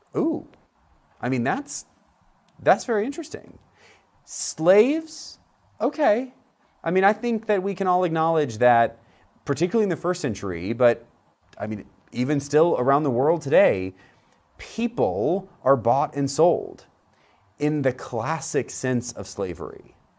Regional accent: Central Florida, United States; where I grew up in Central Florida

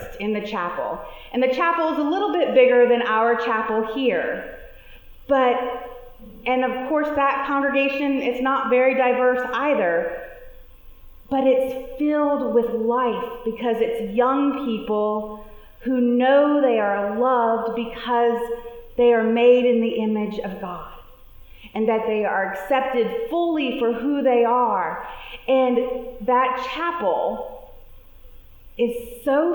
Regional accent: New Orleans, Louisiana, United States; As a teenager growing up in New Orleans

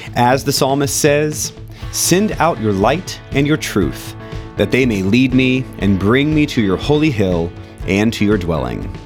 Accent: Central Florida, United States; In Central Florida, where I grew up

